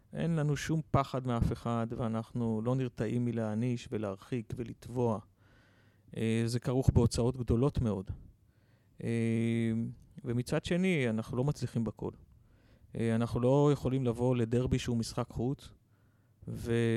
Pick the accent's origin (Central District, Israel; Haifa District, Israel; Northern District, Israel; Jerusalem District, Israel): Central District, Israel; Petah Tikva; אני גדלתי בפתח תקווה